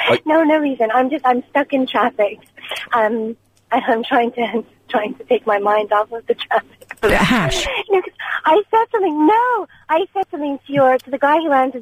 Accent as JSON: {"language": "English", "town": "Montreal", "region": "Quebec", "country": "Canada", "moved": "yes", "lives_now": "London, United Kingdom", "said": "I'm from Montreal."}